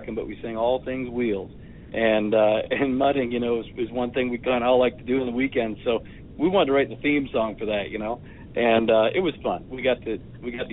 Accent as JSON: {"language": "English", "region": "Ontario", "country": "Canada", "moved": "as an adult", "lives_now": "Nashville, United States", "said": "I'm from Ontario. I have a farm up there"}